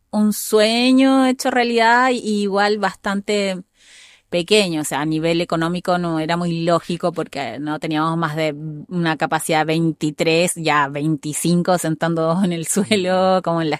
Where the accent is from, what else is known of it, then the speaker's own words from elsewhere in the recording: Santiago, Chile; born there; eh, no, yo nací en Santiago.